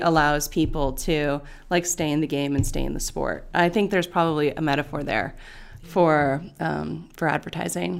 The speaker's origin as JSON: {"language": "English", "area": "Bay Area", "region": "California", "country": "United States", "tie": "born or raised there", "moved": "yes", "lives_now": "Los Angeles, United States", "said": "I was born in the Bay Area"}